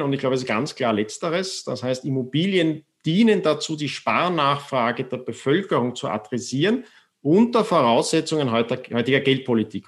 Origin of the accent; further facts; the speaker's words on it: Austria; ich bin zwar in Österreich äh, aufgewachsen